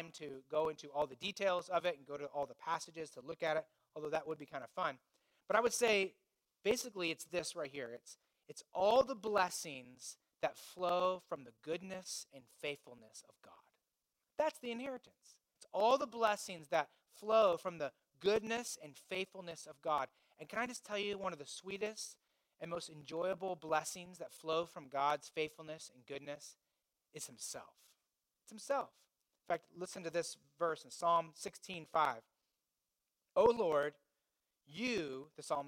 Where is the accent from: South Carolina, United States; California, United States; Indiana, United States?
Indiana, United States; I grew up in Indiana